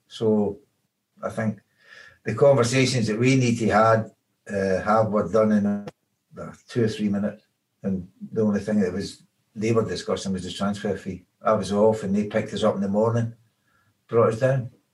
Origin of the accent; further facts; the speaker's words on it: Glasgow, Scotland, United Kingdom; moved away as an adult; also born or lived in Liverpool; I was born and brought up in Glasgow